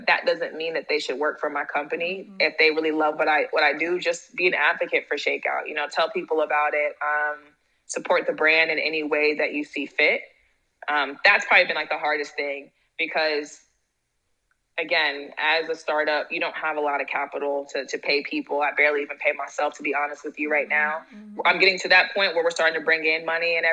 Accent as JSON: {"language": "English", "area": "Silicon Valley", "region": "California", "country": "United States", "said": "I'm from Silicon Valley. So I'm from, like, the heart of startups."}